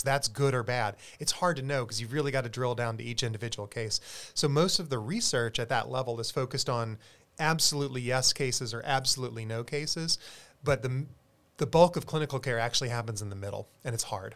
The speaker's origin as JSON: {"language": "English", "region": "South Carolina", "country": "United States", "moved": "yes", "lives_now": "San Antonio, United States", "said": "I'm a South Carolinian originally"}